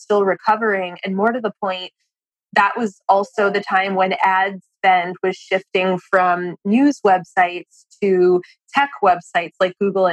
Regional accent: Boston, Massachusetts, United States; moved away as an adult; now in Washington, D.C., United States; I grew up in Boston, not far from Brandeis, but when I was 18, I moved to D.C. to go to college at CUA.

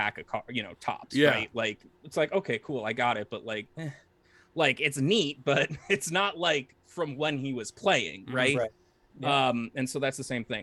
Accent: New England, United States; growing up in New England, like in like early 2000s

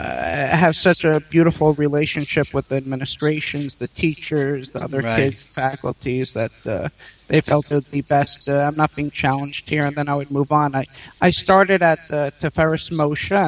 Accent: New York City, New York, United States; also born or lived in Israel; I was born in Queens, New York, and I grew up there

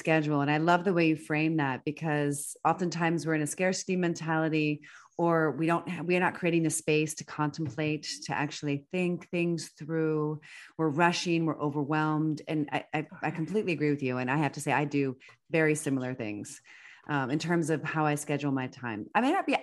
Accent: Washington, District of Columbia, United States; moved away as an adult; now in California, United States; I'm an East Coaster. I grew up in Washington, D.C. area.

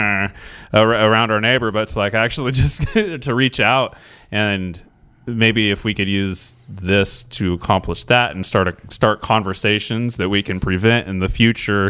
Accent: Scio, United States; I grew up in Scio

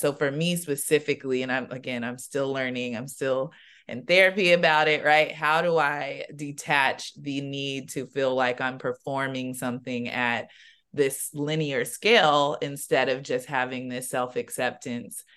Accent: San Diego, California, United States; I'm from San Diego

